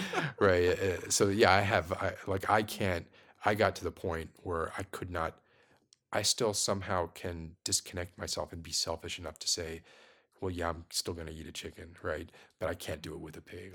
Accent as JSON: {"language": "English", "town": "Miami", "region": "Florida", "country": "United States", "tie": "born or raised there", "said": "was born and raised in Miami"}